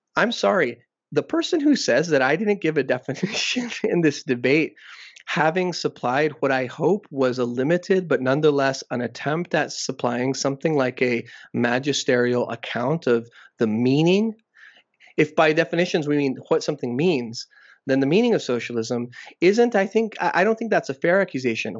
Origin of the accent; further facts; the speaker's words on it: Texas, United States; moved away as an adult; also born or lived in Brownsville, Texas / Reynosa, Mexico / Midwest; now in Canada; I grew up in Texas, also in Reynosa, Mexico. I went to primary school there for two years.